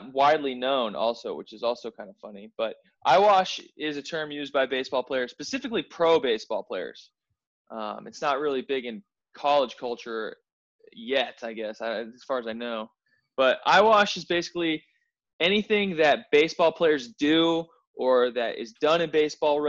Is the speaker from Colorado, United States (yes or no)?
yes; Denver, Colorado, United States; I'm from Denver, Colorado